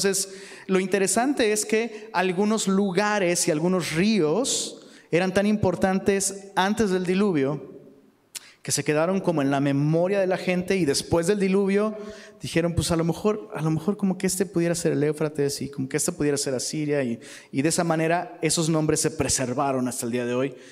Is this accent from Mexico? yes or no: yes; Mexico City, Mexico; Y vengo de, o sea, vengo de Ciudad de México, donde la, Ciudad de México es un bosque viviente, bro.